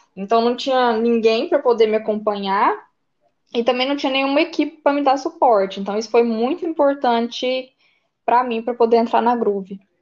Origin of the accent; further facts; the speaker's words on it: Catalão, Goiás, Brazil; Eu sou de Catalão, Goiás, Goiânia, aqui perto da divisa de Minas.